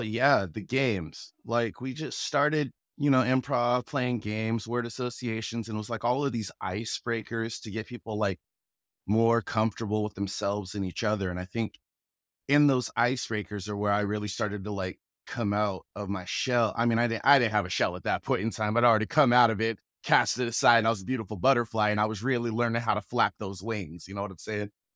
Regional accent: Federal Way, Washington, United States; accent: Federal Way; I grew up in Federal Way, went to Federal Way High School

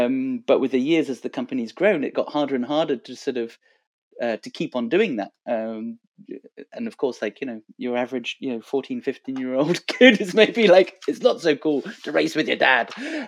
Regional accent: Montreal, Quebec, Canada; also born or lived in Boston, United States; So I spent 3 years growing up in Boston. I went to high school there. And then fast forward to this weekend, big party at the Cieli new space, Cieli Athletics, here in Montreal, our hometown.

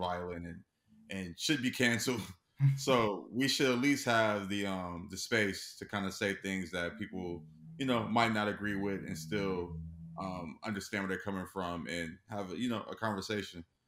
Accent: Los Angeles, California, United States; born and raised in Los Angeles.

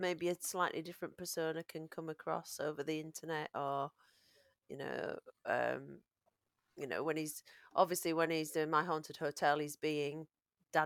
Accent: Yorkshire and the Humber, United Kingdom; accent: Yorkshire

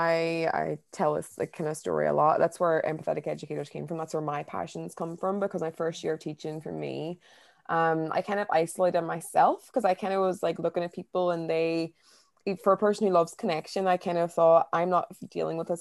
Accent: Derry, Northern Ireland, United Kingdom; moved away as an adult; also born or lived in Newcastle / London; I'm originally from Derry in Ireland, but I haven't lived at home for the past 10 years

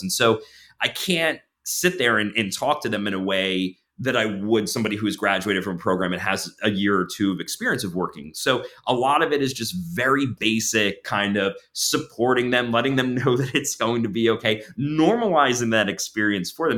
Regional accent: near Long Beach Island, New Jersey, United States; moved away as an adult; now in Pennsylvania, United States; I grew up in New Jersey to, uh, d, down near, uh, Long Beach Island, so I'm kind of a beach guy

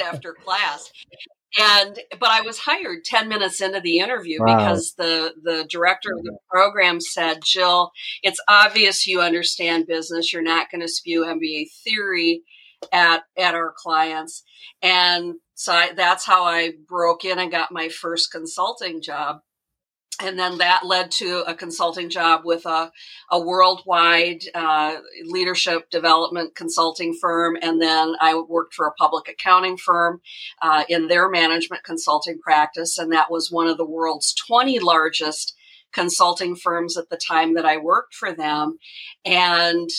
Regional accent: Minnesota, United States; I grew up in a small town with a small family business. It was an auto body repair shop. And that's all I knew as a little kid. Now, my mom was an executive secretary for 3M for their world headquarters, which was located about a half an hour from my hometown.

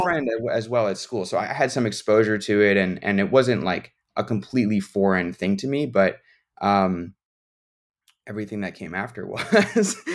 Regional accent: Chicago, Illinois, United States; I'm from the Chicago area

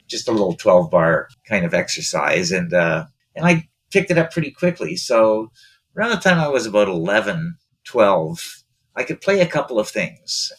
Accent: East Coast, Canada; I'm from the East Coast, and you know, being from the East Coast, uh, my mother had five brothers

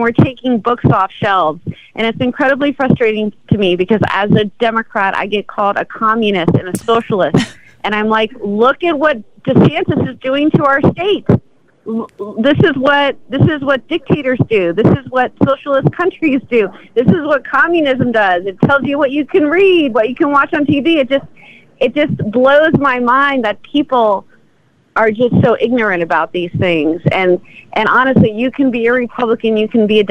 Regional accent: Miami, Florida, United States; I grew up here. I grew up in Miami. This is my home.

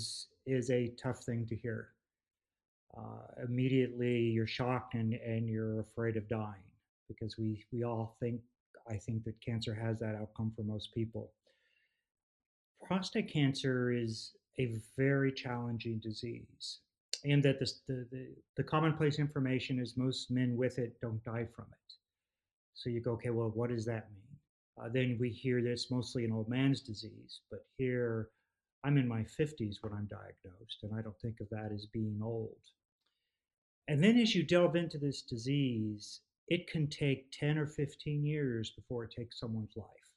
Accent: Southern California, United States; moved away as an adult; also born or lived in United Kingdom; now in Texas, United States; I grew up in California, Southern California. So I'm an old school SoCal boy

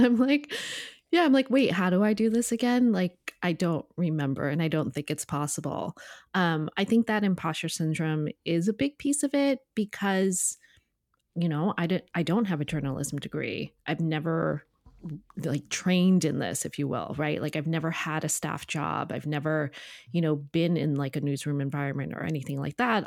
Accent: Connecticut, United States; I grew up in Connecticut

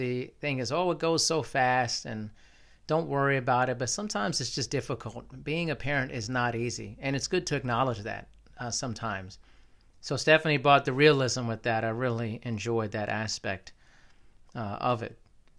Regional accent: Germany; born there; I was born in Germany. I've lived there a couple times.

